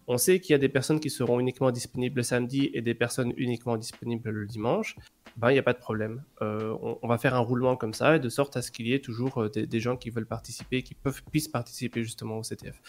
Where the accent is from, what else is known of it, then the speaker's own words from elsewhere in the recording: Belgium; je suis belge, j'habite en Belgique.